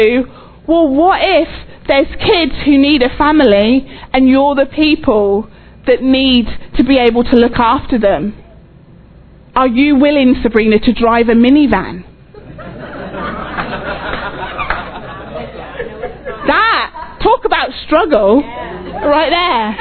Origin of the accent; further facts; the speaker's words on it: England, United Kingdom; moved away as an adult; also born or lived in Oxford, England / Texas, United States; now in United States; we're English.